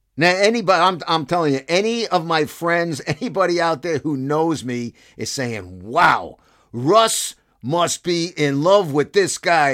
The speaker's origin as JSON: {"language": "English", "town": "Brooklyn", "region": "New York", "country": "United States", "tie": "born or raised there", "said": "As a kid growing up in Brooklyn"}